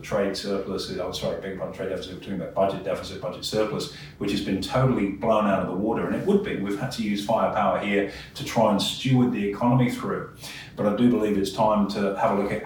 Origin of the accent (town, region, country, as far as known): Australia